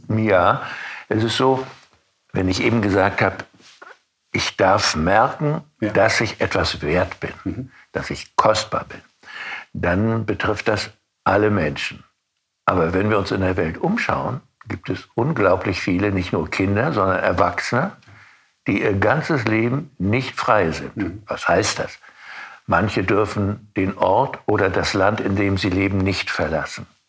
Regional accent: Rostock, Mecklenburg-Vorpommern, Germany; Stadtjugendpastor in meiner Heimatstadt mhm. Rostock

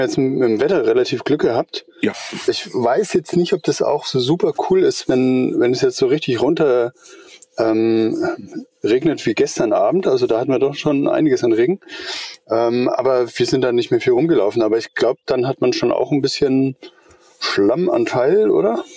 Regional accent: Eutin, Schleswig-Holstein, Germany; now in Middle Franconia, Germany; Ich bin ein Schleswig-Holsteiner. Ich komme, äh, von der Ostsee drüben, von Eutin

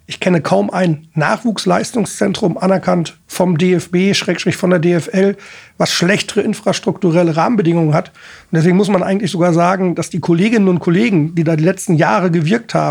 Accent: Essen, North Rhine-Westphalia, Germany; ja Alex, du, ich komme aus Essen, ich weiß, was es heißt, unter Einschränkungen zu trainieren

